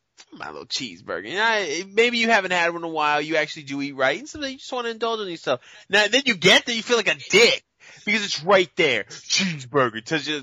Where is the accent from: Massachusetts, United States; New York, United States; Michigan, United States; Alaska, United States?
Massachusetts, United States; Boston; Because I'm from Boston.